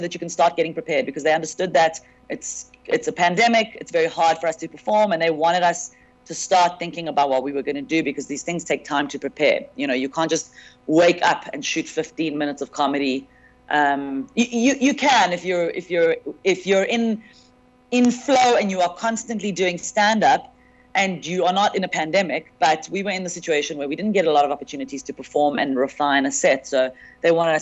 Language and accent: English; South Africa; as a South African comedian